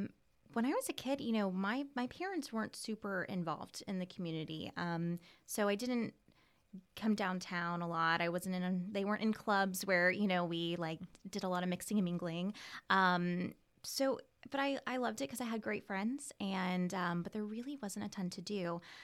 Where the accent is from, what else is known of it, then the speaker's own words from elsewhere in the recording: Ocala, Florida, United States; also born or lived in Gainesville; Yep, I was born and raised here. I was born in Monroe at Monroe Regional. And I lived here, you know, all the way until then. I went to Forest High School.